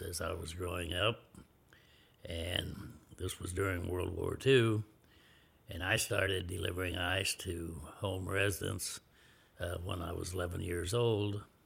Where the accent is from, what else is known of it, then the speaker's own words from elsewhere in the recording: Smith Center, Kansas, United States; I was born and raised in Smith Center, a town of around eighteen hundred people